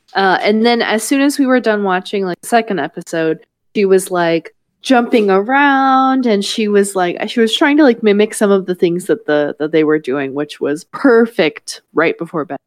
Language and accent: English; the South, United States; I'm from the South